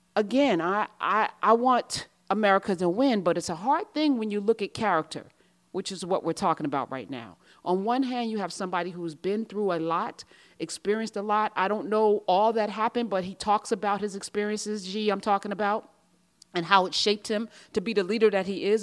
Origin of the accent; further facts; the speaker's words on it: United States; I'm American, true and true